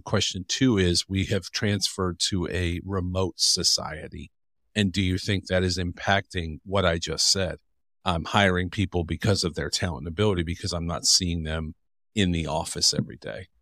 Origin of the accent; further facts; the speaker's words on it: Cleveland, Ohio, United States; I grew up in Cleveland